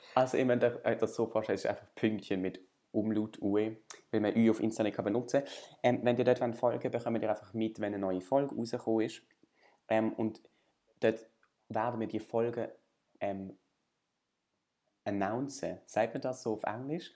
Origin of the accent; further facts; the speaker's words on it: Basel, Basel-Stadt, Switzerland; ich bin irgendwie in Basel aufgewachsen